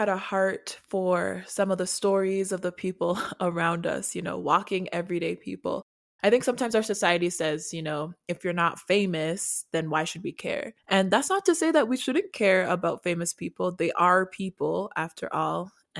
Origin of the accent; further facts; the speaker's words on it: Canada; also born or lived in Nigeria / South Africa; And I am also Canadian. So I'm from Canada and Nigeria and born in South Africa. So I'm from a lot of places.